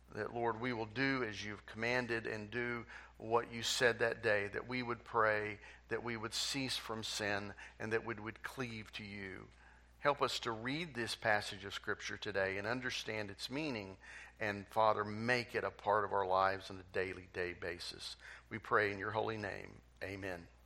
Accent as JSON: {"language": "English", "country": "United States", "said": "I'm proud to be an American."}